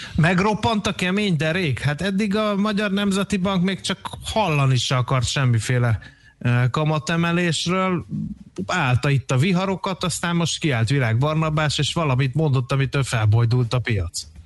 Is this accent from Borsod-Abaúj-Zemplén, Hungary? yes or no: no; Dunaújváros, Fejér, Hungary; Dunajvárosba, szülővárosomba